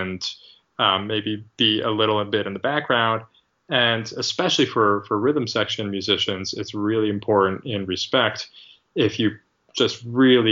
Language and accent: English; Rochester, New York, United States; moved away; We're all from the Rochester area originally